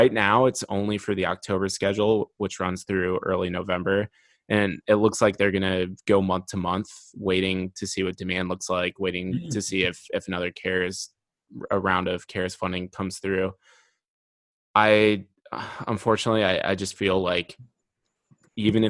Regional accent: Dubuque, Iowa, United States; my hometown of Dubuque, Iowa

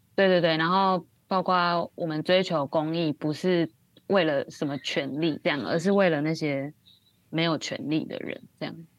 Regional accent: Taiwan; moved away as an adult; now in Hong Kong; 身为台湾人

